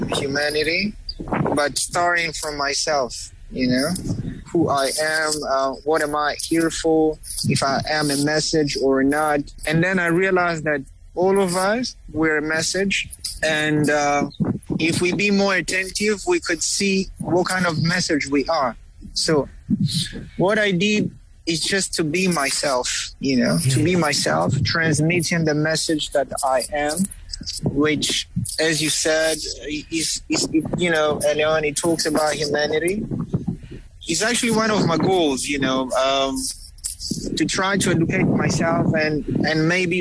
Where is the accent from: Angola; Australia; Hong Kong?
Angola; first language Kikongo; English is a second language; also born or lived in Uíge, Angola / Luanda, Angola; Kikongo is my mother tongue. It's actually the first language I've heard when I was born, obviously. But since I grew up between Wij and Luanda, Wij is it's actually in the northern Angola